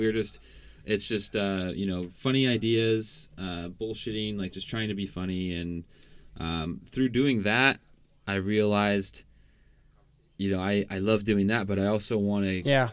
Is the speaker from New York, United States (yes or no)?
no; Washington, United States; I'm from Washington State